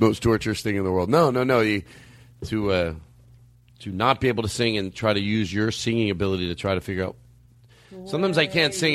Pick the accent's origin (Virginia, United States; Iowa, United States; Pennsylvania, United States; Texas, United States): Pennsylvania, United States; Philadelphia; moved away; I'm from Philadelphia